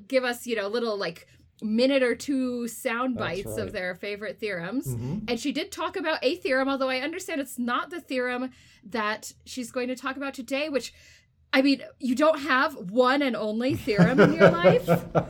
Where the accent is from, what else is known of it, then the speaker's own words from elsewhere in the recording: Texas, United States; now in Salt Lake City, United States; I'm from Texas